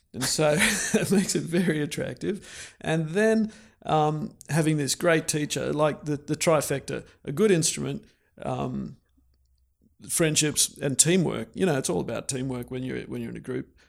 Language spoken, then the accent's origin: English; Canberra, Australian Capital Territory, Australia; moved away as an adult; also born or lived in Brisbane, Australia; I grew up in Canberra